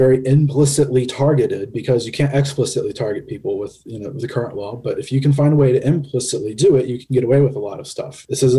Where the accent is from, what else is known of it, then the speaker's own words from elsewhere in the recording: Tennessee, United States; We're all from Tennessee. Here's a great example about Tennessee.